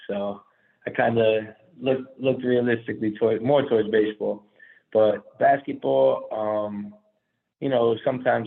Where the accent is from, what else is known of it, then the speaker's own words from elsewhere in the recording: Long Island, Nassau County, New York, United States; born and raised in Long Island, Nassau County